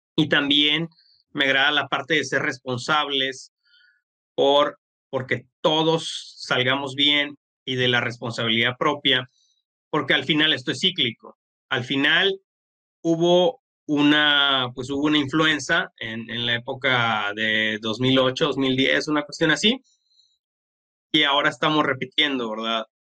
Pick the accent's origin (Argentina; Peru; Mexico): Mexico; como mexicanos